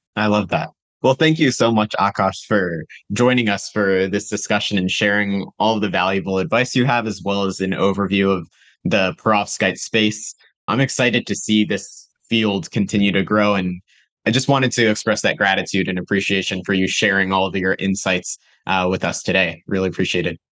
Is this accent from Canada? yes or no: no; North Carolina, United States; I'm from North Carolina